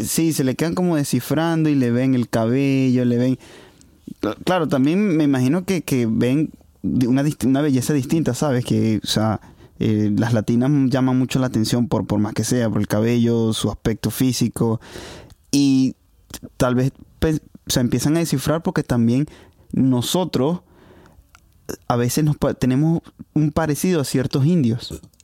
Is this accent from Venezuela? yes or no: yes; Venezuela; now in Hungary